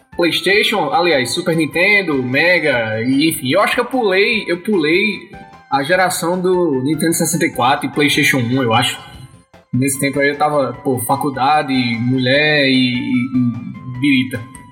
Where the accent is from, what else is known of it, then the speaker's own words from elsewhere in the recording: Campina Grande, Paraíba, Brazil; eu sou de Campina Grande, na, na Paraíba